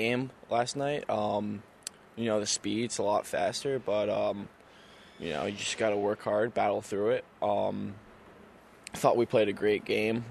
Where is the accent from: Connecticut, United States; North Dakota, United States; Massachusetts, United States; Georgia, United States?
Connecticut, United States; Darien; also born or lived in Greenwich, Connecticut; I've pretty much lived there my entire life. I grew up in Greenwich, actually, which is about 10 minutes away. And when I was about 6 years old, I moved to Darien